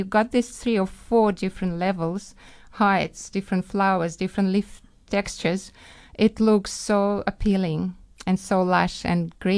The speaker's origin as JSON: {"language": "English", "country": "Ukraine", "second_language": "English", "said": "From Ukraine."}